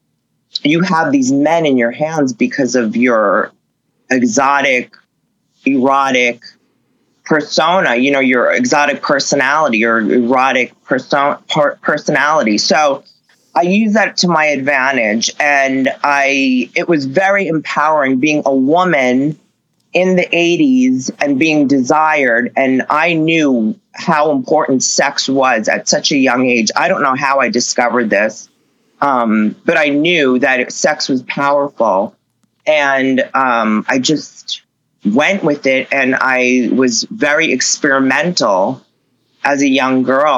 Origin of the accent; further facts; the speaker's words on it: Long Island, New York, United States; moved away; I grew up in Long Island, New York